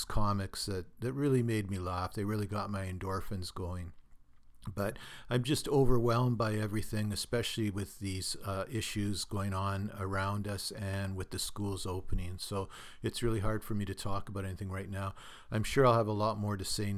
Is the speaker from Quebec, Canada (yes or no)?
no; Thunder Bay, Ontario, Canada; Thunder Bay, my hometown